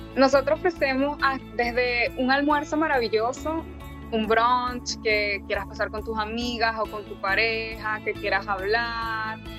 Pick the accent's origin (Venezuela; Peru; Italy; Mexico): Venezuela; moved away as an adult; now in Dania Beach, United States; yo, igual que mi esposo, somos nativos de Venezuela